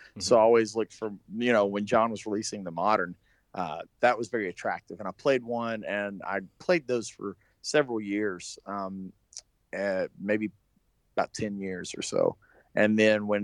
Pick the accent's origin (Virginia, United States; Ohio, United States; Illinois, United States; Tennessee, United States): Tennessee, United States; Yeah, I am from Tennessee.